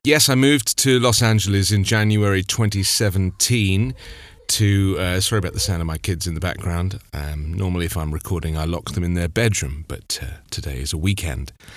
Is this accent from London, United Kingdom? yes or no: yes; London, United Kingdom; being in the London area, I, you know, I grew up in the West End and I was at school in the West End